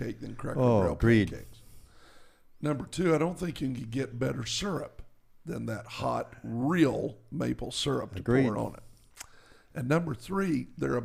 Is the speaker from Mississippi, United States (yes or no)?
no; North Carolina, United States; I'm from North Carolina and from the South